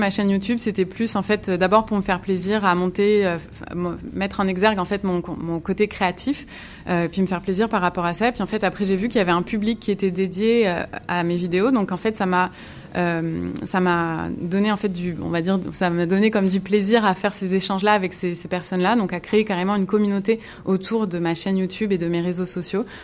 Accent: Montreal, Quebec, Canada; born there; moi j'ai la double nationalité parce que je suis née euh, à Montréal et j'ai fait un retour euh, à Montréal il y a 8 ans déjà.

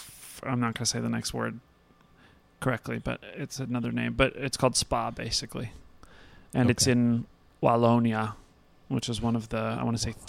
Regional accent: United States; My dad's family got here in the 1600s.

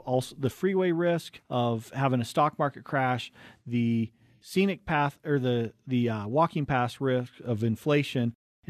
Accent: Cottonwood Heights, Utah, United States; we grew up right in Cottonwood Heights, right between Big and Little Cottonwood Canyon.

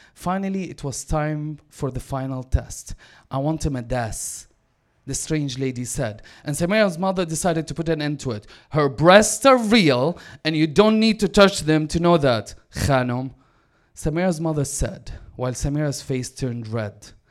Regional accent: Damascus, Damascus Governorate, Syria; now in Vancouver, Canada; I was born and raised in Damascus.

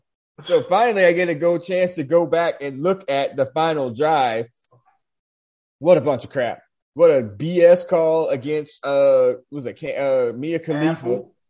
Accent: Dayton, Ohio, United States; You know, yeah, I'm from Dayton.

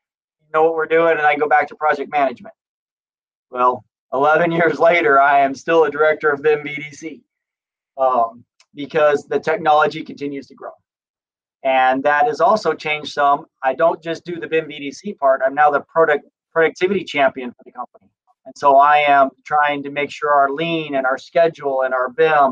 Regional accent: Scottsdale, Arizona, United States; I grew up in Scottsdale, Arizona, and saw construction coming up around me all the time

